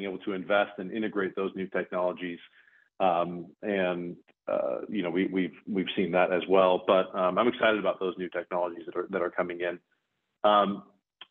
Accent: Bend, Oregon, United States; I grew up in Bend, Oregon

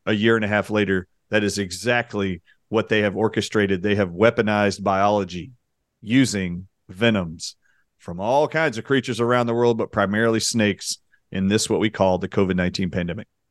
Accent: United States; growing up in America

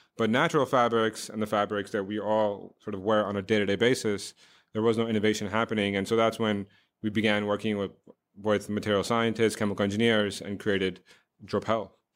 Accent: New York, United States; also born or lived in Oxford / India; I grew up in New York

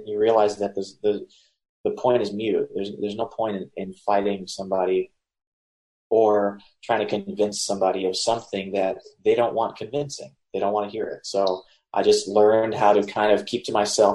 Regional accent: South Mississippi, United States; I was born and raised in South Mississippi in a Hindu temple

